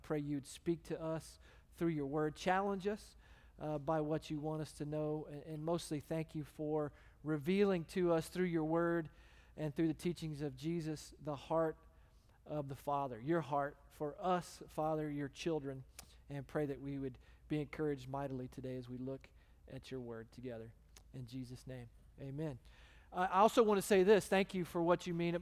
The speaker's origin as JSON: {"language": "English", "region": "Texas", "country": "United States", "also_born_or_lived": "The Woodlands, Texas", "moved": "as an adult", "lives_now": "Phoenix, United States", "said": "I'm American, two, I'm from Texas"}